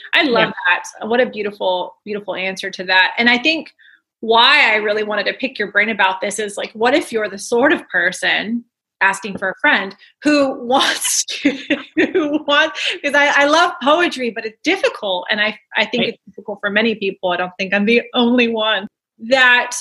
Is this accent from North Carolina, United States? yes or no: no; California, United States; as a Californian myself